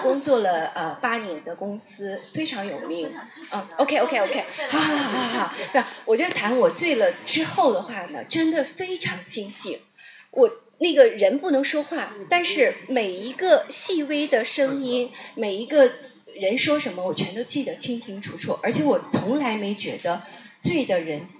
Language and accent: Chinese; Northeast China, China; 我是北方长大的，在我们东北的话呢，会很多人很能喝酒，而且酗酒